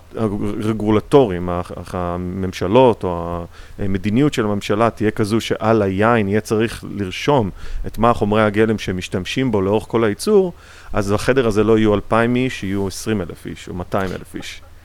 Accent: Israel; now in United States; יש לנו ככה מין באופי הישראלי קצת

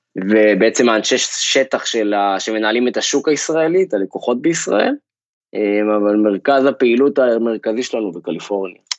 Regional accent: Kfar Kish, Northern District, Israel; moved away as an adult; also born or lived in Rehovot; now in California, United States; גדלתי במושב שנקרא כפר קיש, משפחה של מגדלים

